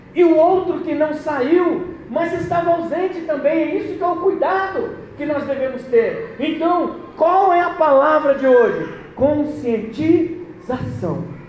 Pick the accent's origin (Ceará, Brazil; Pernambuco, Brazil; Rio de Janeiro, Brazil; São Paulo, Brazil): Pernambuco, Brazil; Eu sou pernambucano, então, meu, meu pai é pernambucano